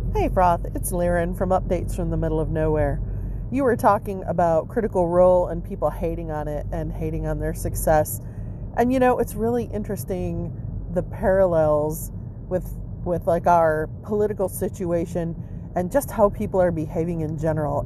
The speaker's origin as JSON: {"language": "English", "region": "Michigan", "country": "United States", "tie": "born or raised there", "said": "where I grew up in Michigan"}